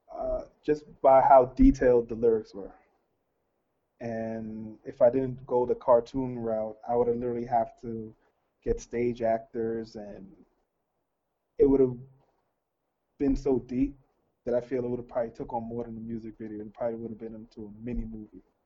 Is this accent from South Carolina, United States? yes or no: no; New York City, New York, United States; I'm from Brooklyn, so Flatbush exactly.